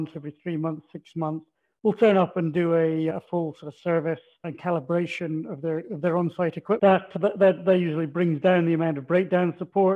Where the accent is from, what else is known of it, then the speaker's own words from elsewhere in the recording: Aberdeen, Scotland, United Kingdom; now in Australia; you probably picked from my accent, not born in Australia, originally from northeast Scotland, so I'm Aberdonian.